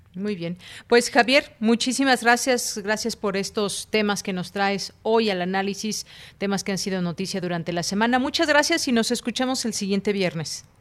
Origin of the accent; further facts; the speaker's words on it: Mexico; como mexicanos